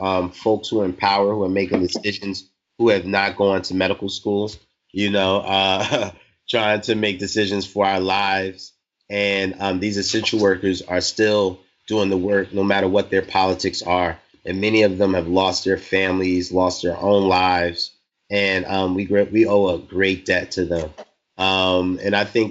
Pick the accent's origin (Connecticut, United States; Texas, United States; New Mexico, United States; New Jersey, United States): New Jersey, United States; North; I'm from North New Jersey, born and raised.